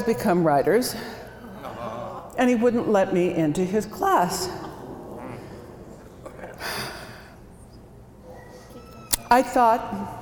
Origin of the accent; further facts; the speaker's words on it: Bisbee, Arizona, United States; moved away as an adult; also born or lived in Watertown, South Dakota / Phoenix, Arizona; now in Seattle, United States; I grew up in Bisbee, Arizona